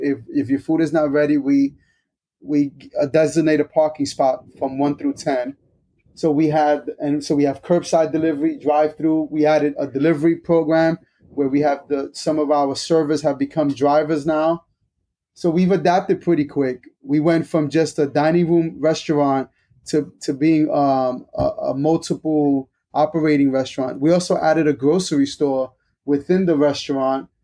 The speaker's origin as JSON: {"language": "English", "region": "New York", "country": "United States", "moved": "as an adult", "lives_now": "Wake Forest, United States", "said": "I'm originally from New York, so I'm a New Yorker"}